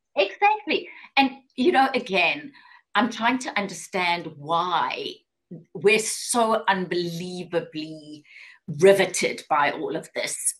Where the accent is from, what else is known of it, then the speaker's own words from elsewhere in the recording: South Africa; moved away as an adult; also born or lived in Johannesburg, South Africa; now in Atlanta, United States; I am South African. I grew up in apartheid South Africa.